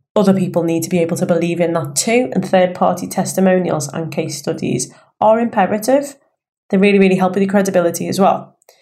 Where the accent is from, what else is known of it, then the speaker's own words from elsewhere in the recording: Liverpool, North West England, United Kingdom; accent: Scouse; I am a Scouser. Born and raised in Liverpool